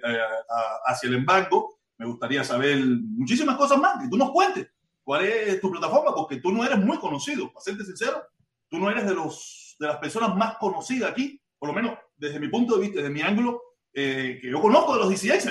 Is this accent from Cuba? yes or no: yes; Cuba; moved away as an adult; now in Miami, United States; Yo me fui de Cuba hace ya casi 20 años